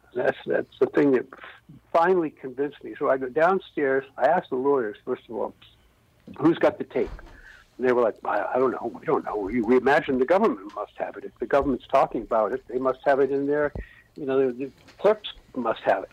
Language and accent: English; Wellesley, Massachusetts, United States; I grew up in Wellesley, Massachusetts